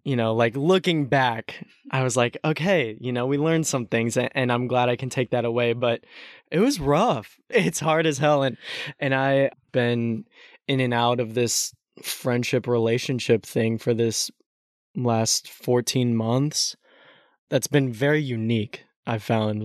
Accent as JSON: {"language": "English", "region": "Texas", "country": "United States", "tie": "born or raised there", "said": "growing up in Texas"}